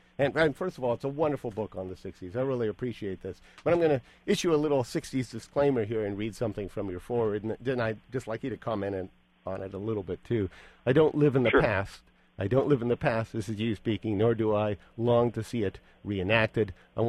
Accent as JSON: {"language": "English", "town": "Los Angeles", "region": "California", "country": "United States", "moved": "yes", "said": "I came from the Valley myself, North Hollywood and Sepulveda"}